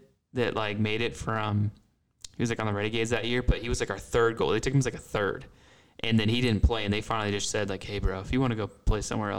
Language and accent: English; West Jordan, Utah, United States; I was from West Jordan.